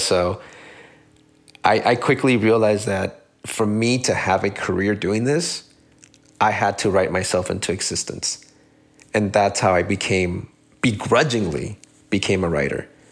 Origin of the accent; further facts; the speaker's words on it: San Gabriel Valley, California, United States; first language Spanish; English is a second language; growing up in San Gabriel Valley is that it, it is truly one of the most diverse regions in the entire United States